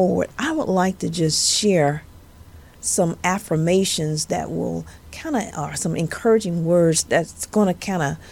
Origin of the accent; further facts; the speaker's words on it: Monroe, Louisiana, United States; accent: southern; I'm sure you all have noticed my southern accent. And yes, I am from the dirty South. I'm from Louisiana. I am from the northern part